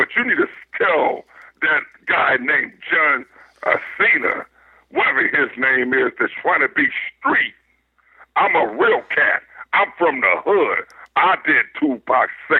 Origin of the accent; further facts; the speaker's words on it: Compton, California, United States; I grew up in Compton, California. I went to Compton High School